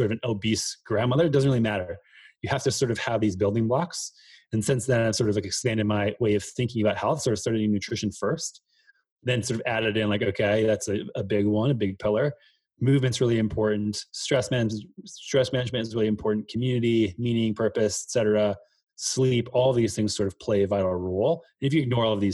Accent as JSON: {"language": "English", "region": "Minnesota", "country": "United States", "tie": "born or raised there", "said": "I grew up in the Midwest in Minnesota"}